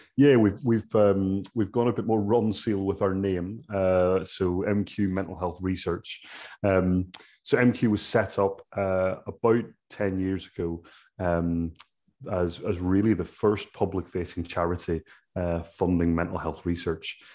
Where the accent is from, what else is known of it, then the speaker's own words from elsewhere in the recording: Ireland; as an Irishman